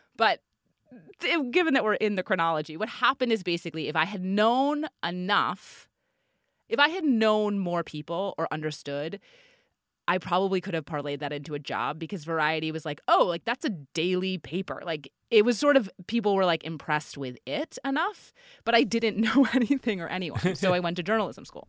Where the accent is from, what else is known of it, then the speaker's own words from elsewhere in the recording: New York, United States; I'm from New York. I went back to New York